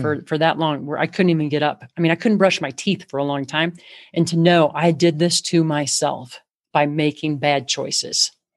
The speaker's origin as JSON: {"language": "English", "town": "Chicago", "region": "Illinois", "country": "United States", "said": "And I'm from Chicago"}